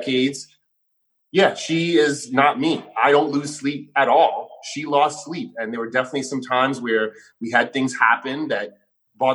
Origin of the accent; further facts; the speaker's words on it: New York City, New York, United States; I grew up punk rock in New York City.